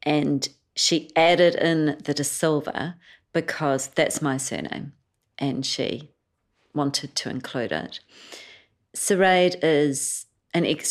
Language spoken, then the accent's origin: English; Invercargill, Southland, New Zealand; also born or lived in Sri Lanka / Waikouaiti, Otago; And then we moved to Invercargill when I was 10. And we were one of very few brown families in Invercargill